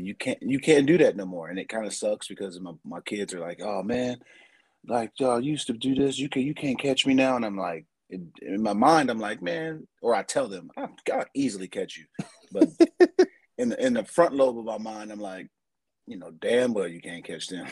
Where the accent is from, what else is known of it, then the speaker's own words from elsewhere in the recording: San Diego, California, United States; moved away as an adult; also born or lived in Appleton, Wisconsin; I'm going from San Diego, California